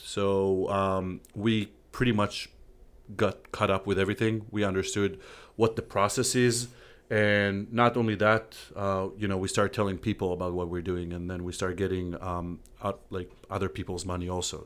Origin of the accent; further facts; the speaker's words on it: Israel; English is a second language; moved away as an adult; now in Savannah, United States; we're both from Israel.